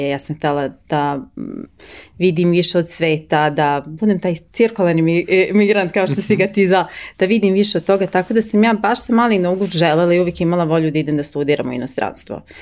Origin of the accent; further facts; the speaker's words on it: Gothenburg, Västra Götaland, Sweden; first language Swedish; Croatian is a second language; moved away as an adult; also born or lived in United States / Italy / Milan / Stockholm; now in Serbia; ja sam rođena i odrasla u Švedskoj i u Geteborgu.